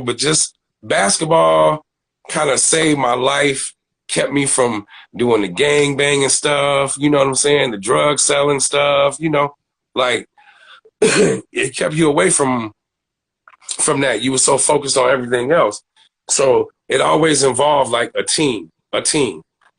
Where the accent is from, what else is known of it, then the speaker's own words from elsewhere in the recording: Aurora, Illinois, United States; Oh, man, I'm from Aurora. Where's Aurora? Then you get to Chicago. You know what I'm saying? I'll give you the proximity of Chicago is 45 minutes west of, you know, Chicago, but never, ever, ever claimed another city but my own, bro.